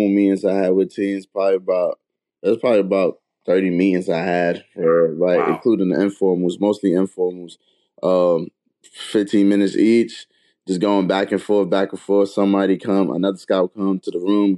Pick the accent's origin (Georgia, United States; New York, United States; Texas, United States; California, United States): New York, United States; New York City; Growing up in Brooklyn